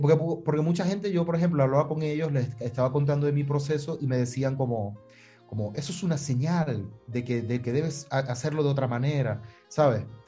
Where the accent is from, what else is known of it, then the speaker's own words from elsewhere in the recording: Maracaibo, Zulia, Venezuela; moved away as an adult; also born or lived in Miami; en Maracaibo, que es la ciudad de donde vengo